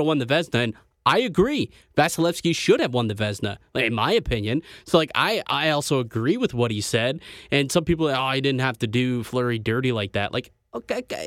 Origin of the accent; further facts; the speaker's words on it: Canada; as a Canadian